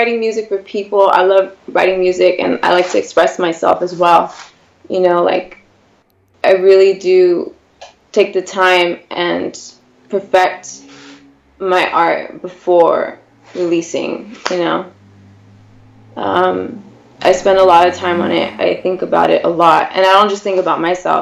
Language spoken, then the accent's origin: English; Whittier, California, United States; I am from Whittier, California, mm-hmm. Born and raised in L.A.